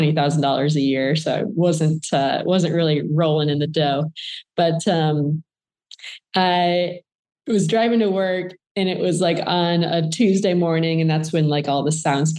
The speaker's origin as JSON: {"language": "English", "town": "Flint", "region": "Michigan", "country": "United States", "tie": "born or raised there", "said": "I grew up in Flint, Michigan"}